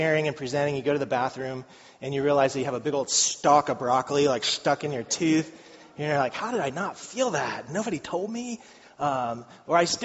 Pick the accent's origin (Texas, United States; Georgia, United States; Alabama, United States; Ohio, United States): Ohio, United States; Madeira; I grew up in Madeira